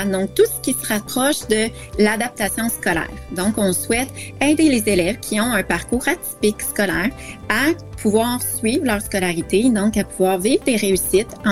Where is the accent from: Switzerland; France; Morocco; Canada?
Canada; Quebec; j'ai grandi au Québec, donc j'ai fait ma scolarité dans le système scolaire québécois.